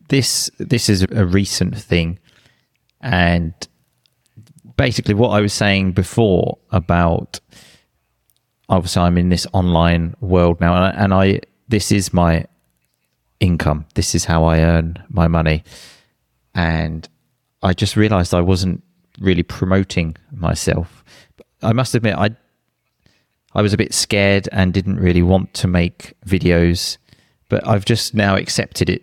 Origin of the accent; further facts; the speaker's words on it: England, United Kingdom; moved away as an adult; also born or lived in Sicily, Italy; we decided to move back to England